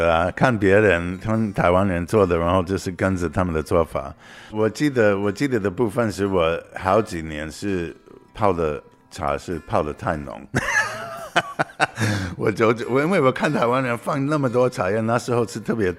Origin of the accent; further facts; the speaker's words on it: United States; Chinese is a second language; 我来自美国。